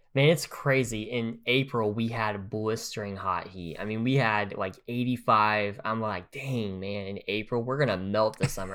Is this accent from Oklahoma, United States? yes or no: yes; Grove, Oklahoma, United States; I'm from Grove, Oklahoma.